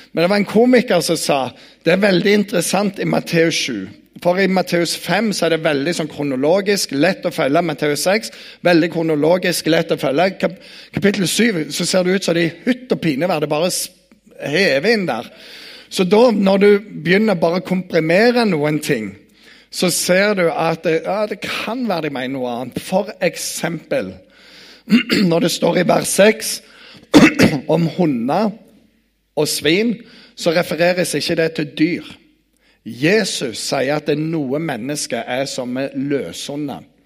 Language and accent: Norwegian; Bryne, Rogaland, Norway; jeg kommer fra Bryne